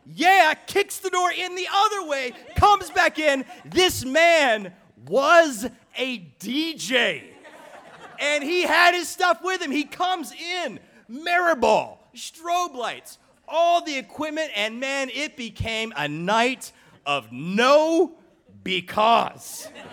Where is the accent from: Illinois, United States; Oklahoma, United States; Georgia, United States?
Georgia, United States; Atlanta; I was raised in Atlanta, Georgia